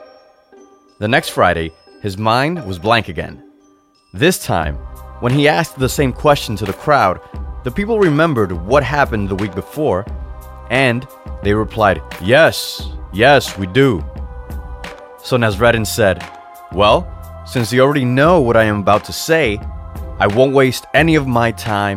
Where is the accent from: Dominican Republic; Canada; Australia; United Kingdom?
Dominican Republic; As a kid growing up in the Dominican Republic